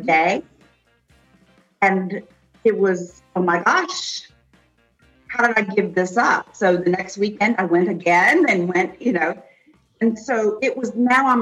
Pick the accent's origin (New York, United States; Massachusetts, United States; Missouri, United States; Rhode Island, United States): New York, United States; upstate; I grew up in upstate New York, which is called the Snow Belt.